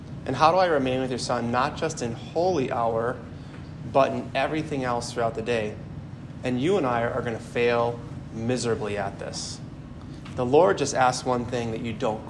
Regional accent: Milwaukee, Wisconsin, United States; I'm originally from the Archdiocese of Milwaukee

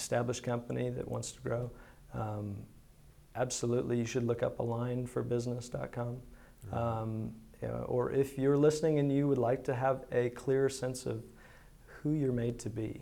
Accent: Greenville, United States; I was not born in Greenville, but I don't remember living anywhere else. My family moved to Greenville.

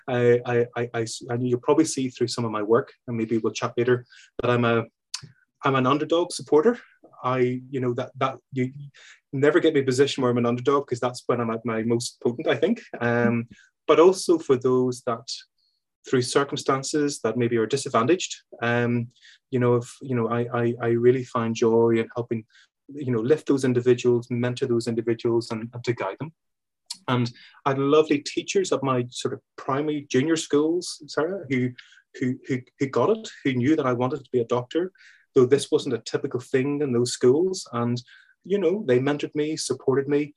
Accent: Belfast, Northern Ireland, United Kingdom; I grew up in Belfast, Belfast in Northern Ireland

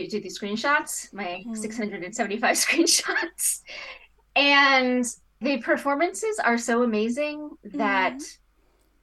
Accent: United States; I'm an American

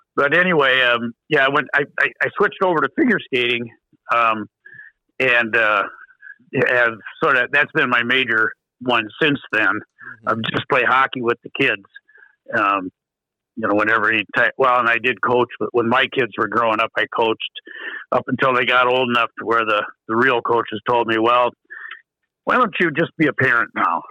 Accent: Iowa, United States; moved away as an adult; now in Minnesota, United States; I come from Iowa

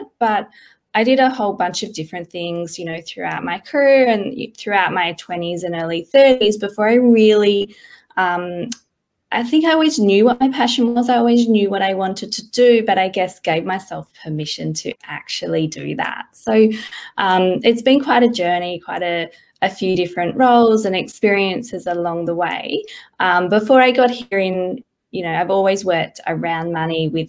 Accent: Perth, Western Australia, Australia; moved away as an adult; now in Sydney, Australia; I grew up in Perth all my life, and I've been in Sydney for about 4 or 5 years now

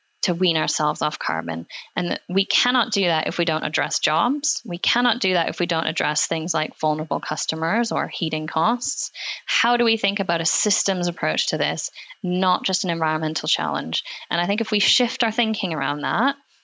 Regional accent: Alberta, Canada; moved away; I grew up actually in Alberta, which is in Canada.

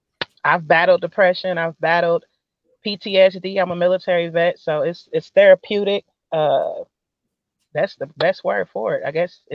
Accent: Kansas City, Missouri, United States; Kansas City, baby.

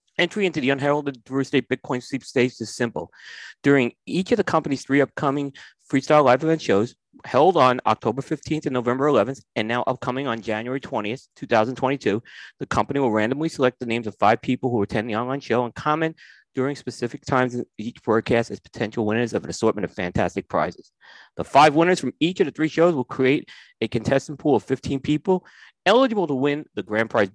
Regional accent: New York, United States; growing up in New York

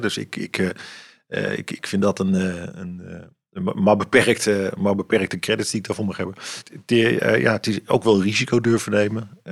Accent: Amsterdam, North Holland, Netherlands; now in Ermelo, Netherlands; ik ben, ik ben opgegroeid in een Amsterdamse volkswijk

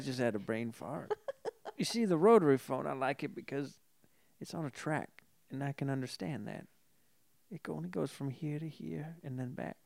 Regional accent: Folsom, California, United States; I, I grew up in Folsom

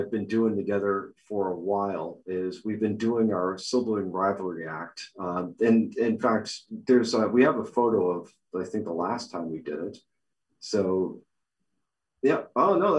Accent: Boston, Massachusetts, United States; moved away; I'm coming to you virtually from my hometown, Boston, where I eventually will find my way back to, as all good Bostonians do.

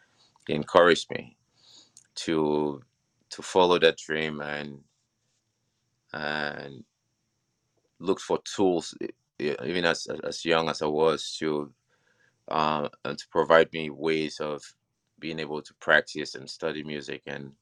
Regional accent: Cameroon; born there; I grew up, I was born in Cameroon, and we had the chance to live in several different nations.

